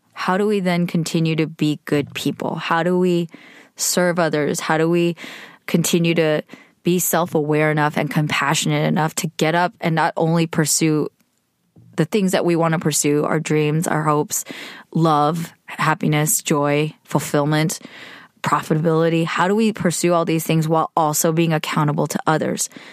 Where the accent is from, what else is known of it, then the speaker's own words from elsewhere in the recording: United States; being Korean American, being female, being a millennial